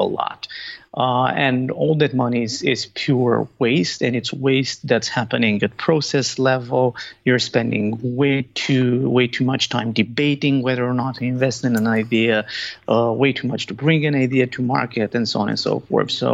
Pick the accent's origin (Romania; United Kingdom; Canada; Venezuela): Romania; Bucharest; moved away as an adult; now in Stuttgart, Germany; I'm originally from Bucharest, Romania